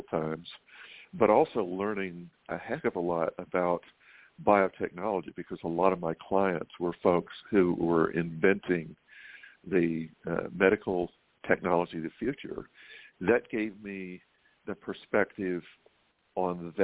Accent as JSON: {"language": "English", "town": "Waycross", "region": "Georgia", "country": "United States", "tie": "born or raised there", "also_born_or_lived": "Atlanta, Georgia / Oxford, England / London, England / Bay Area, California", "moved": "as an adult", "said": "I grew up in a little town called Waycross"}